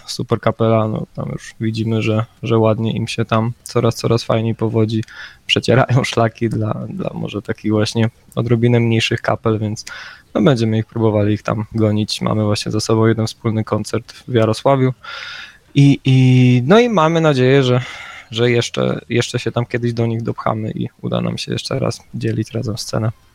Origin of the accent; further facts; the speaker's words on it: near Rzeszów, Subcarpathian Voivodeship, Poland; My jesteśmy z Podrzeszowa